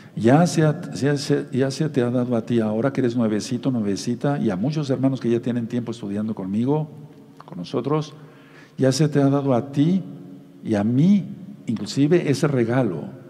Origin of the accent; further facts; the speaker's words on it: Mexico; como decimos aquí en México